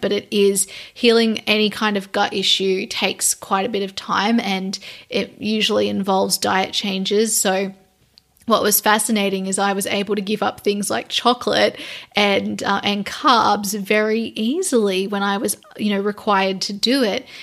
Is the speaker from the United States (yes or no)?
no; Australia; I'm Australian